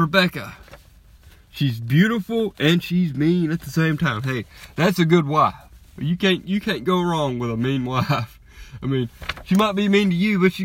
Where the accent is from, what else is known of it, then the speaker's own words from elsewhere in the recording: Alabama, United States; I was born and raised in Alabama